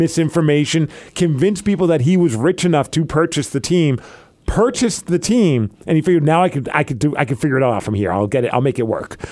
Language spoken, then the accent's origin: English; New York, United States; now in Seattle, United States; I lived through that whole Gotti thing growing up in New York